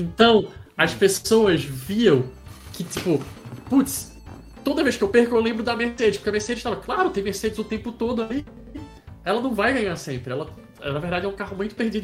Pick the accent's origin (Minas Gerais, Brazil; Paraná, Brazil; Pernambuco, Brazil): Pernambuco, Brazil; Recife; moved away; eu sou de Recife, eu não sou de São Paulo, não sou natural da cidade de São Paulo